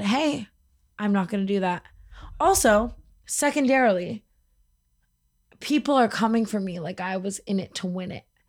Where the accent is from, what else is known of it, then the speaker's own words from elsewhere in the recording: Las Vegas, Nevada, United States; I grew up in Vegas